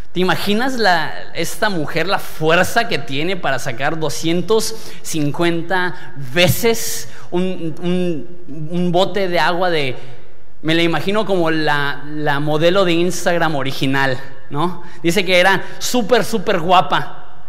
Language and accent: Spanish; Mexico; yo soy mexicano